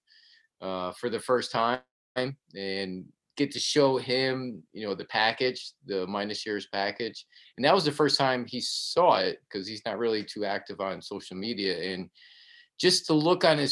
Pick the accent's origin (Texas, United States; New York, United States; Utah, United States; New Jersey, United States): New York, United States; Albany; also born or lived in Colonie, New York; I'm from Albany, born and raised, actually grew up in the, you know, the city part of Albany, then moved to Colony, which is like the suburbs of Albany.